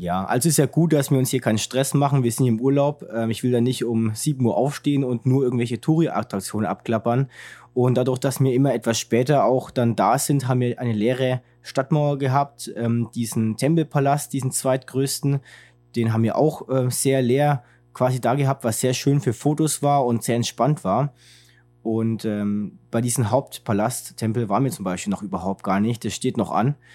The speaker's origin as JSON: {"language": "German", "country": "Germany", "said": "als Deutscher"}